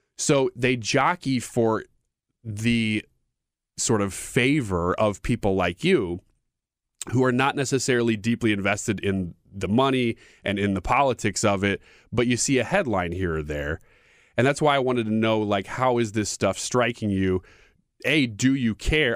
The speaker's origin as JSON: {"language": "English", "country": "United States", "said": "as an American"}